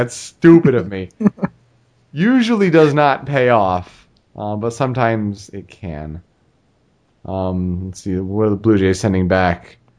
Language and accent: English; Detroit, Michigan, United States; with Aníbal Sánchez and Omar Infante coming to the Tigers, like, that's, for me, my hometown team